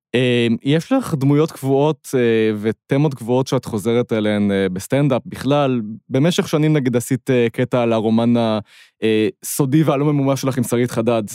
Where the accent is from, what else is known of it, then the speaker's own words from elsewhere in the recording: Ramat Gan, Tel Aviv District, Israel; אני מרמת גן